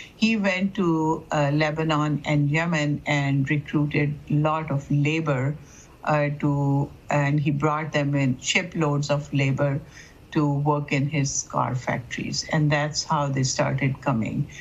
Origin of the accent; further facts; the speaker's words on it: Pakistan; now in Dearborn, United States; I would say that I come from Pakistan